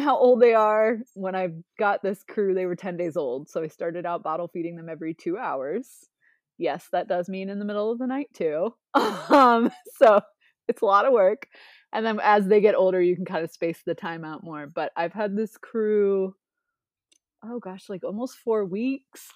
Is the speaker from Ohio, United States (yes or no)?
yes; Ohio, United States; I grew up in Ohio, but I, I grew up twenty minutes away from the Pro Football Hall of Fame.